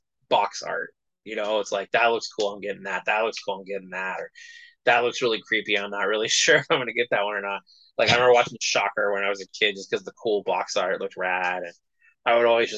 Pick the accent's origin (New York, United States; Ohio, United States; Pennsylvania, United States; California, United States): California, United States; I grew up in California.